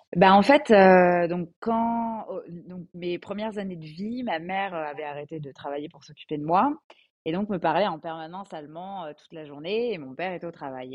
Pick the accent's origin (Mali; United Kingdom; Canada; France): France; Alsace, Grand Est; moved away as an adult; now in Paris, France; je suis basée à Paris donc pour mon travail, mais je viens d'Alsace